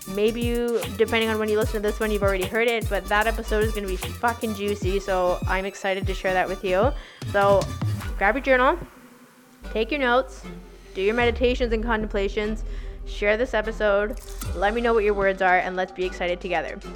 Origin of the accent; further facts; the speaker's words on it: Victoria, British Columbia, Canada; also born or lived in North Vancouver; we moved from North Vancouver to Victoria back to my hometown